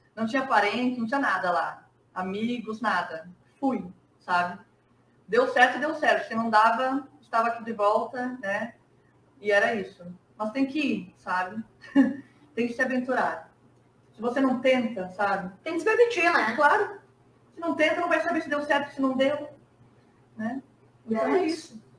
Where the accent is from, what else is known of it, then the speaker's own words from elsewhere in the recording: Antônio Prado, Rio Grande do Sul, Brazil; moved away as an adult; also born or lived in Rio de Janeiro; eu saí de Antônio Prado